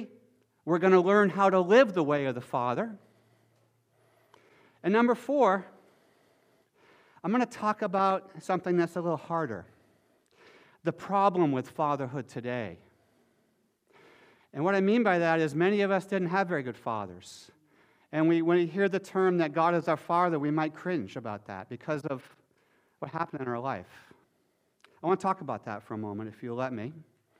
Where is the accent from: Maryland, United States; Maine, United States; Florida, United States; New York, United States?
Maine, United States; when I was a boy growing up in Maine, I grew up on the coast of Maine